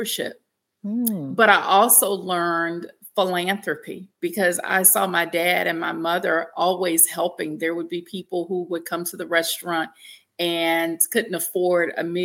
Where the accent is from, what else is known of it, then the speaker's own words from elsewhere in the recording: Shreveport, Louisiana, United States; I grew up in Shreveport, Louisiana